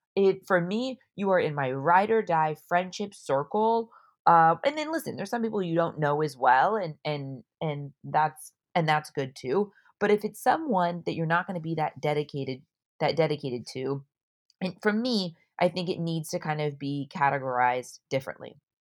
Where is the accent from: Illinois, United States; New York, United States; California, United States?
California, United States; Orange County; moved away as an adult; also born or lived in San Diego; I'm from Orange County, I moved to San Diego for college